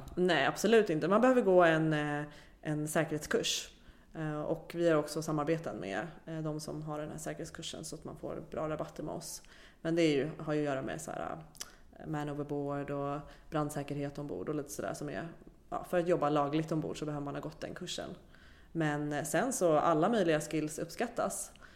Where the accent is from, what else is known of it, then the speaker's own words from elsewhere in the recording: Sweden; som svensk